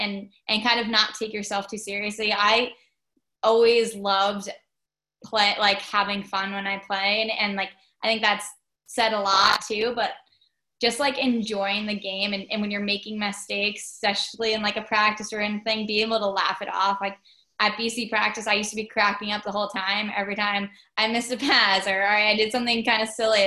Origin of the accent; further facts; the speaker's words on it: Long Island, New York, United States; we grew up on Long Island